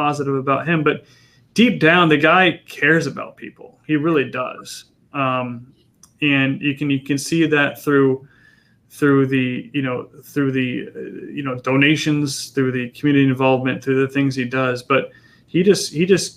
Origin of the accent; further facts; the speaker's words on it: San Diego, California, United States; also born or lived in Yucaipa/Redlands, California / Wake Forest, North Carolina; I grew up in North County